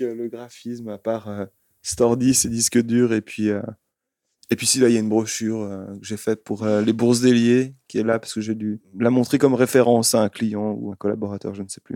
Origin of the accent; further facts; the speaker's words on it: Lyon, Auvergne-Rhône-Alpes, France; moved away; also born or lived in Switzerland; Je ne suis pas suisse, je viens de Lyon